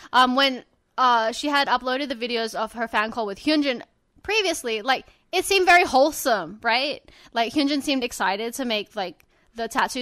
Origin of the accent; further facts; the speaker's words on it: Sydney, New South Wales, Australia; You guys are from my hometown